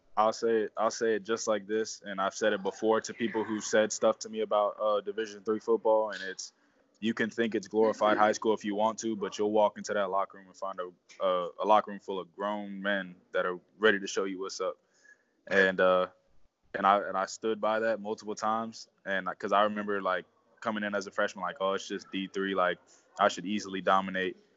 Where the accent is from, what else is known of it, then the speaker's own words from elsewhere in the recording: South Florida, United States; moved away as an adult; also born or lived in Mount Union; growing up in South Florida